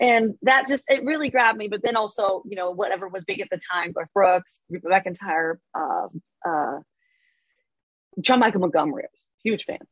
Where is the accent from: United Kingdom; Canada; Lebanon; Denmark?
Denmark; Copenhagen, Capital Region of Denmark; moved away as an adult; also born or lived in Barcelona, Spain; now in United States; I grew up in Denmark. Um, so my my dad's American, my mom is Danish, and I grew up in Denmark with her